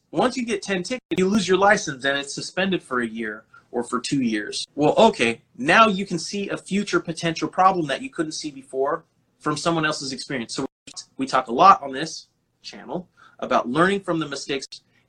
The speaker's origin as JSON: {"language": "English", "town": "Delano", "region": "California", "country": "United States", "said": "Guys, hola, amigo, I'm from Delano."}